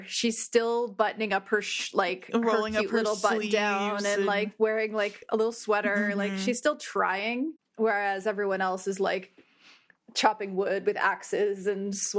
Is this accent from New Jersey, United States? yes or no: yes; New Jersey, United States; you're not from Jersey and you want to know what it was like growing up in North Jersey especially, just watch that and you'll understand us better.